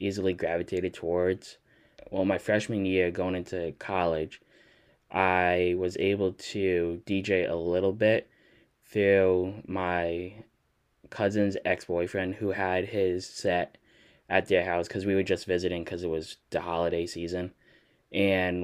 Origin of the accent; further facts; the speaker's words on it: Connecticut, United States; moved away; also born or lived in Rhode Island; I grew up in Connecticut and then we moved to Rhode Island